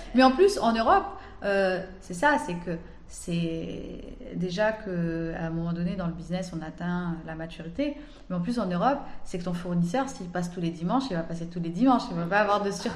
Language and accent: French; Algeria; quand on est algérien, on vit ici, on grandit ici, on étudie ici